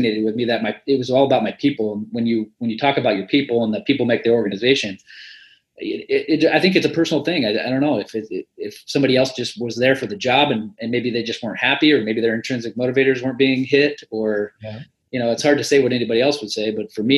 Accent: Midwest, United States; I'm from the Midwest

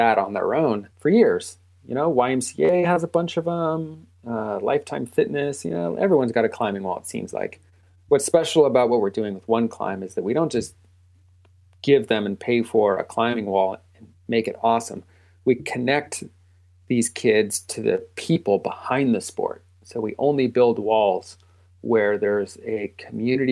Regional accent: Northern California, United States; I'm building a ground-up climbing gym in my hometown

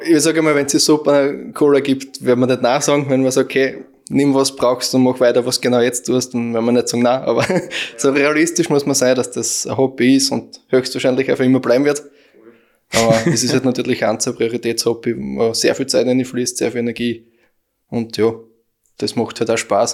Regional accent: Aflenz, Styria, Austria; wir kommen aus Aflens

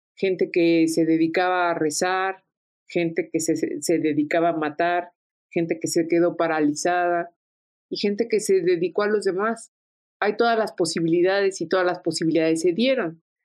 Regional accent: Mexico; siendo una mexicana, yo soy heredera también de un pasado árabe fastuoso

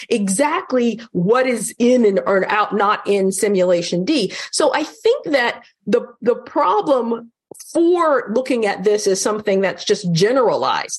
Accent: North Carolina, United States; I'm from North Carolina.

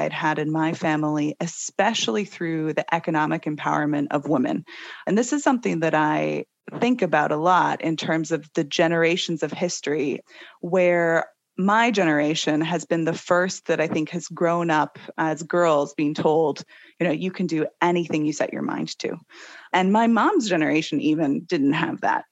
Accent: Seattle, Washington, United States; I am originally from Seattle, born and bred

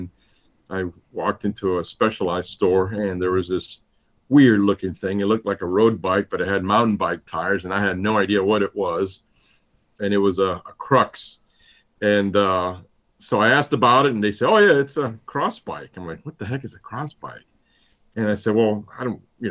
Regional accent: Cuba; now in United States; I was born and raised in Cuba

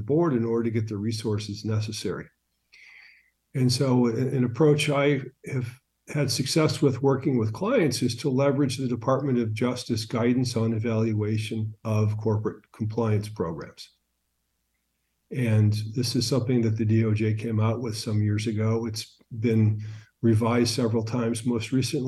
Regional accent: St. Louis, Missouri, United States; moved away as an adult; also born or lived in St. Petersburg, Russia; We went back to my hometown of St. Louis to put the kids through junior high and high school

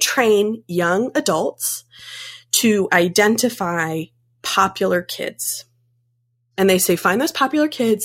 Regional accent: Chapel Hill, North Carolina, United States; I grew up in Chapel Hill

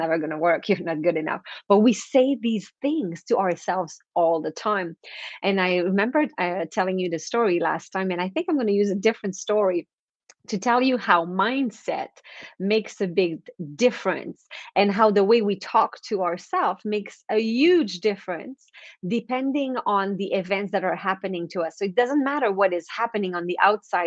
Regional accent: East Coast of Canada, Canada; first language French; English is a second language; So I'm French Canadian, so I come from the East Coast of Canada

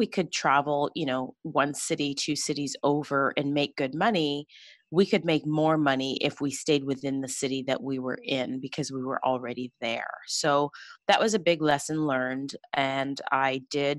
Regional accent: Toronto, Ontario, Canada; I grew up in Scarborough, Ontario

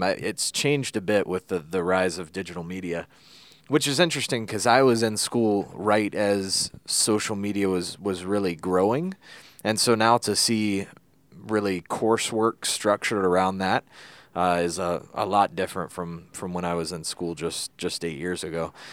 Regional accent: Kernersville, North Carolina, United States; accent: Kernersville twang

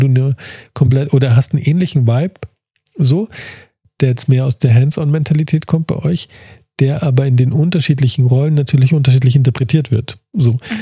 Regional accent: Munich, Bavaria, Germany; also born or lived in Starnberg; ich bin ja Münchner, aber ich würde mich nie trauen, ähm, also geboren, born and raised in München

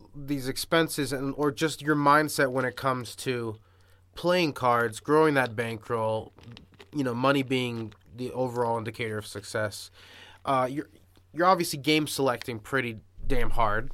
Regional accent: Miami Beach, Florida, United States; I grew up in South Beach

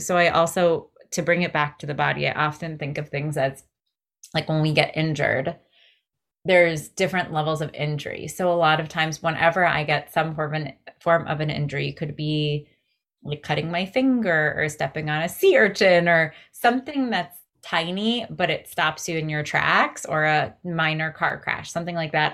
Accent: greater New York area, United States; as a millennial growing up in the greater New York area

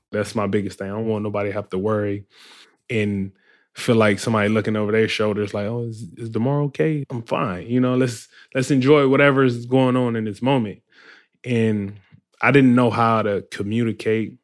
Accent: Compton, California, United States; I grew up in Compton, California

